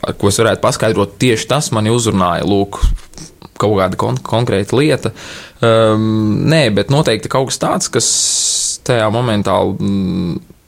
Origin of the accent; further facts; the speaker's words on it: Liepāja, Kurzeme, Latvia; moved away as an adult; now in Riga, Latvia; es nāku no Liepājas